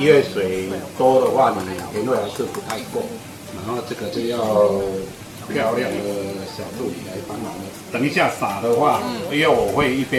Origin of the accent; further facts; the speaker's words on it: Taiwan; 我们最主要是生产龙眼。我们龙眼是烘焙龙眼这个部分，从已经算到我这一代算第三代了。